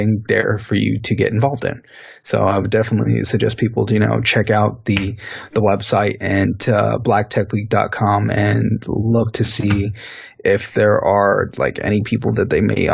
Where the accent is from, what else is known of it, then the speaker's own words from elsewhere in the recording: Haiti; I'm actually a Haitian